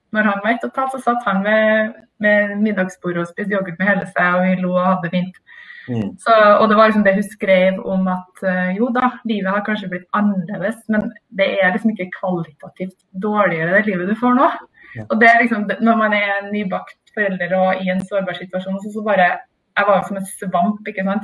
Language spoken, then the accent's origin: Norwegian; Trondheim, Trøndelag, Norway; now in Oslo, Norway; jeg er i hvert fall født og oppvokst i Trondheim